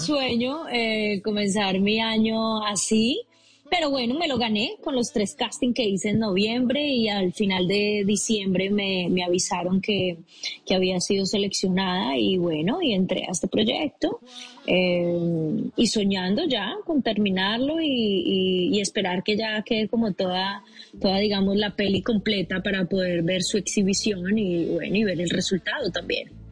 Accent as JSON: {"language": "Spanish", "town": "Medellín", "region": "Antioquia", "country": "Colombia", "moved": "as an adult"}